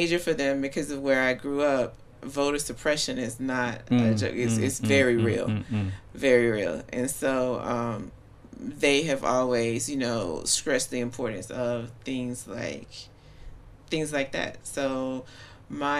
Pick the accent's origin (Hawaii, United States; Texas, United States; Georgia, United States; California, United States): Georgia, United States; Cordele; also born or lived in Albany, Georgia; now in Washington, DC, United States; technically I was born in a little town next door called Albany, but I was raised in Cordele.